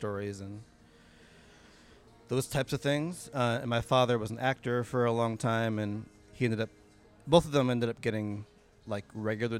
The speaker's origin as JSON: {"language": "English", "town": "Rockford", "region": "Illinois", "country": "United States", "tie": "born or raised there", "also_born_or_lived": "Beloit, Wisconsin / Chicago", "moved": "as an adult", "said": "I grew up in Rockford, Illinois."}